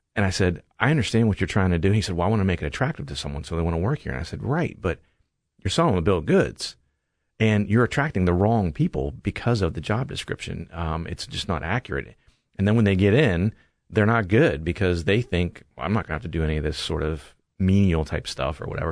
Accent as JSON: {"language": "English", "region": "Eastern Ohio", "country": "United States", "tie": "born or raised there", "moved": "as an adult", "lives_now": "Columbus, United States", "said": "I was born and raised in Eastern Ohio"}